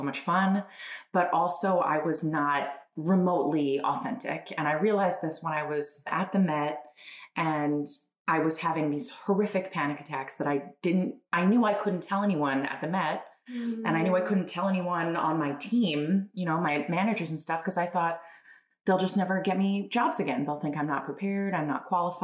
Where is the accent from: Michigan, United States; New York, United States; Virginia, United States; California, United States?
New York, United States; Long Island; moved away as an adult; also born or lived in Italy; now in Wilmington, United States; I'm originally from Long Island, New York. I now live in Wilmington, Delaware